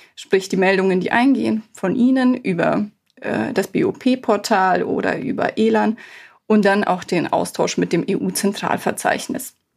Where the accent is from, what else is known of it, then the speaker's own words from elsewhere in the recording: Bavaria, Germany; now in Cologne, Germany; Ich komme ja ursprünglich auch aus Bayern